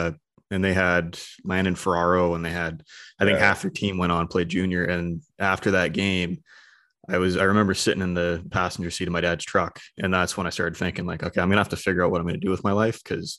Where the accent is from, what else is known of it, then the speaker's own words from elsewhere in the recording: Cloverdale, British Columbia, Canada; Well, I was going to say, I grew up in Cloverdale, which is kind of between Surrey and Langley, and kind of the same as you, like in Cloverdale.